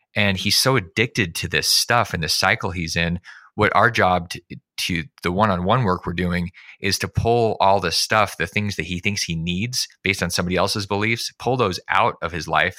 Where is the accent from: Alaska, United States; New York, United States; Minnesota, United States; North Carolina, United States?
Alaska, United States; I grew up in Alaska